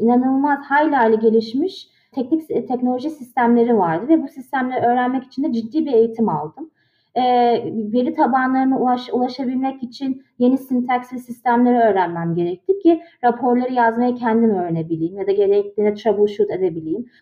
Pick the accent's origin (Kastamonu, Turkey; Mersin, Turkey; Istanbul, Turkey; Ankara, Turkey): Istanbul, Turkey; moved away as an adult; also born or lived in Boston, United States; now in Washington, D.C., United States; İstanbul'da doğdum, büyüdüm.